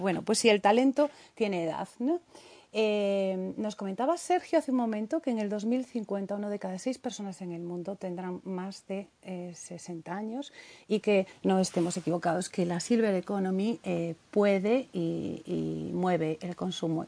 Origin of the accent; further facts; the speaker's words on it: Galicia, Spain; Somos gallegos